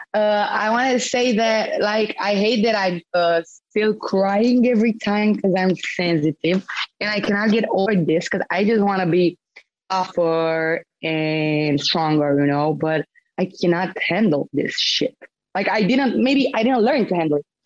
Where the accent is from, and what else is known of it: Romania; born or raised there; moved away